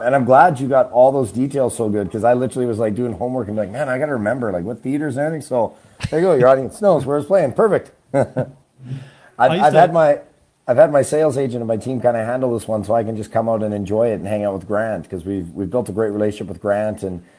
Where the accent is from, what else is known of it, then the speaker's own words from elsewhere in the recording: Trail, British Columbia, Canada; also born or lived in Singapore / Australia / New York / Houston; Yeah, I was born in Trail, BC, and I grew up in Canada, but I've also lived overseas. I lived in Singapore and Australia and stuff when I was a kid